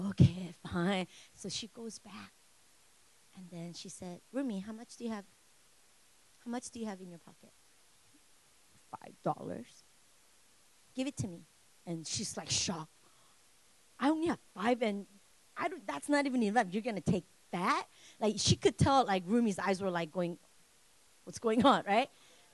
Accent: United States; I'm Korean, but I grew up here.

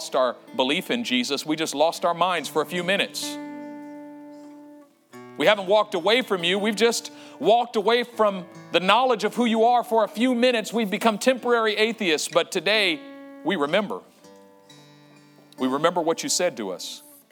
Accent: Oakland, California, United States; I was in my old neighborhood where I grew up in East Oakland on 35th Avenue

